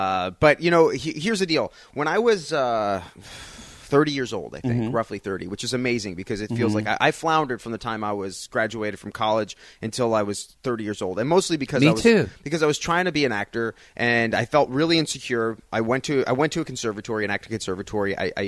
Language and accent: English; Long Island, New York, United States; accent: Long Island; I'm Long Island, yeah. Yeah